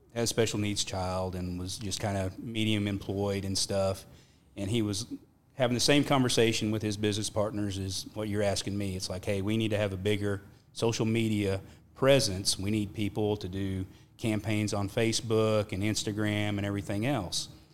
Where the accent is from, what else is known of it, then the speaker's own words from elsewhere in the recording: Perryton, Texas, United States; also born or lived in Nazareth, Texas; I was born in Perryton, Texas, which is at the top of the Texas Panhandle